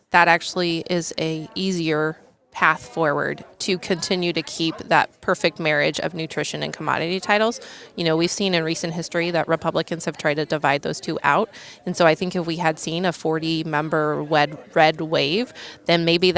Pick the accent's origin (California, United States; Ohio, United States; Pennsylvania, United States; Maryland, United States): Ohio, United States; my home state here of Ohio